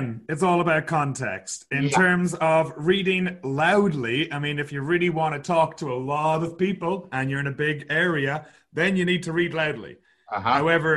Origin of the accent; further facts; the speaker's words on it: Sligo, Connacht, Ireland; moved away as an adult; now in Kelowna, Canada; I am from a little town called Sligo on the west coast of Ireland. Now I'm living in Kelowna in British Columbia, Canada.